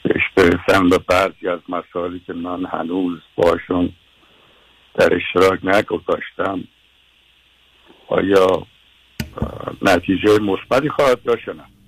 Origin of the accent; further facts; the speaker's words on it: Tehran, Tehran Province, Iran; بنده در یکی از وحشتناکترین محله های تهران یعنی جنوب کاخ سعدآباد زندگی میکردیم